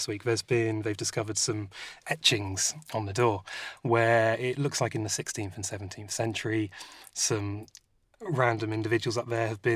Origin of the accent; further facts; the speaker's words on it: United Kingdom; now in Greece; I'm a Brit working in Greece